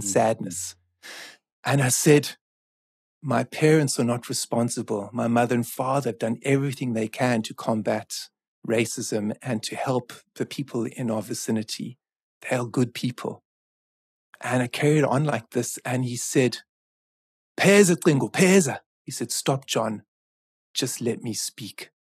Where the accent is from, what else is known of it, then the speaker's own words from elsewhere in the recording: South Africa; also born or lived in Canada; I'm from South Africa